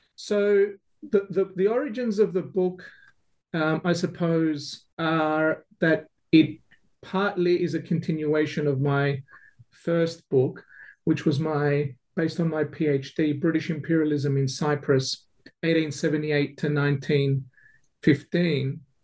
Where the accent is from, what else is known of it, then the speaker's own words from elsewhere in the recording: Melbourne, Victoria, Australia; now in Adelaide, Australia; I grew up in Melbourne